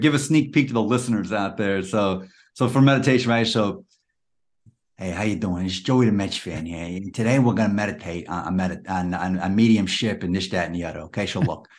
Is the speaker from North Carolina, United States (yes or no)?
no; New York City, New York, United States; now in Washington, DC, United States; Actually, I grew up in Queens, but I'm now in the uh, DC area.